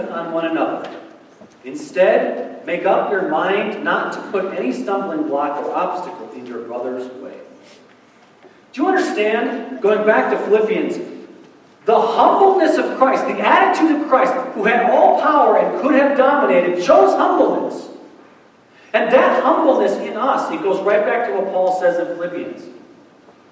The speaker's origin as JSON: {"language": "English", "country": "United States"}